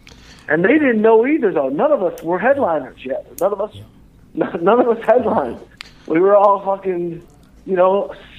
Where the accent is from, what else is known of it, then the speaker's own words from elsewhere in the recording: Detroit, Michigan, United States; I'm from Detroit